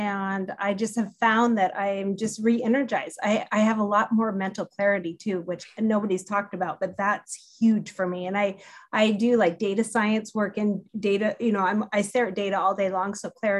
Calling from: Olympia, Washington, United States; I'm calling from Olympia, Washington, and up in the PNW.

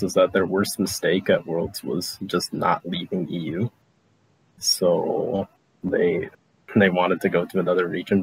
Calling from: Memphis, Tennessee, United States; I wish I wasn't calling from Memphis, Tennessee

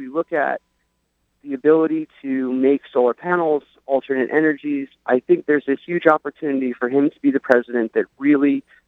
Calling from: Long Island, New York, United States; I'm calling from Long Island.

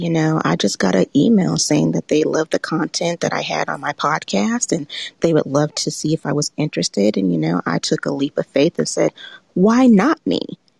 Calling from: Macon, Georgia, United States; I'm calling in from Macon, Georgia, about an hour south of Atlanta.

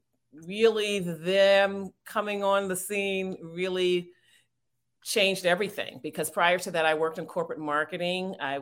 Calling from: Washington, District of Columbia, United States; I'm joining you from the Washington, D.C. area.

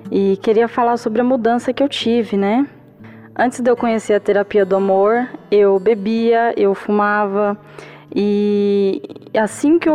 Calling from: São Paulo, Brazil; eu sou do Ipiranga, aqui de São Paulo.

